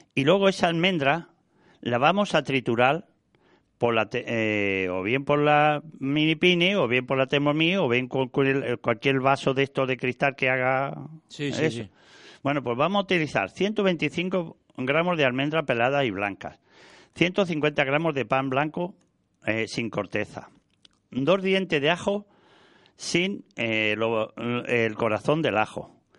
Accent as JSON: {"language": "Spanish", "town": "Valladolid", "region": "Castile and León", "country": "Spain", "tie": "born or raised there", "moved": "yes", "lives_now": "Andalusia, Spain", "said": "yo soy del norte, yo soy de Valladolid, nacido allí"}